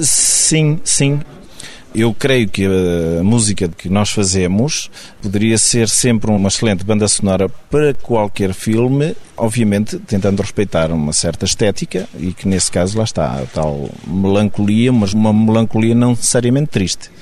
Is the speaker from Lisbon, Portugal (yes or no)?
no; Águeda, Aveiro District, Portugal; eu sou de Blasema de Chão, que é uma aldeia do Conselho de Águeda